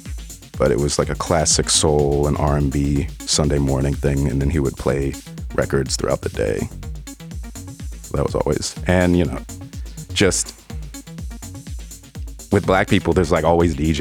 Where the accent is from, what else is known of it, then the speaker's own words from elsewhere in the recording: Teaneck, New Jersey, United States; also born or lived in New York; I'm from Teaneck, New Jersey, which is 15 minutes over the George Washington Bridge.